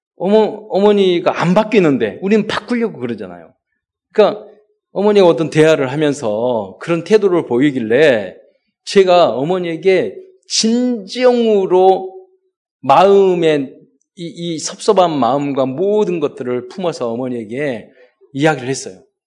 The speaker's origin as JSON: {"language": "Korean", "town": "Mokpo", "region": "South Jeolla", "country": "South Korea", "tie": "born or raised there", "said": "제가 어, 목포에서 태어나게 됐죠"}